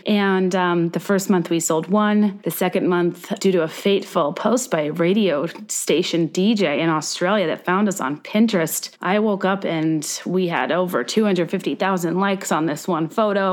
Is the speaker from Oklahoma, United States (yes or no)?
no; Virginia, United States; I'm from Virginia